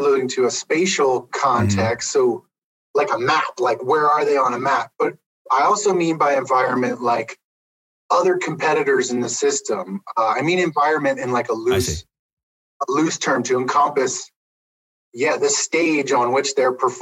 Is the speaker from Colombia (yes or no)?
no; Pennsylvania, United States; moved away as an adult; also born or lived in Montana; now in Idaho, United States; I grew up in Pennsylvania. That's how I ended up at Penn State.